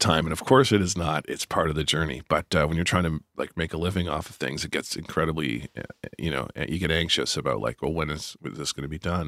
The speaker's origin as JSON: {"language": "English", "town": "Moncton", "region": "New Brunswick", "country": "Canada", "tie": "born or raised there", "said": "knocked around Moncton, where I w, where I, my hometown"}